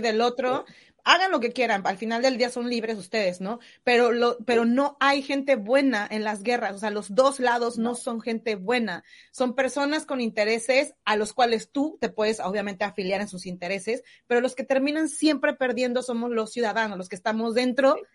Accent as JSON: {"language": "Spanish", "country": "Mexico", "moved": "yes", "lives_now": "New Zealand"}